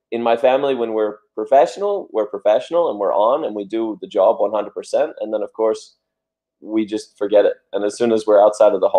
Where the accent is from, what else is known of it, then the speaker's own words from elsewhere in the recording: Australia; moved away; also born or lived in United States / Denmark; I was born in USA and then I grew up in Australia. And then after Australia, I moved to Denmark.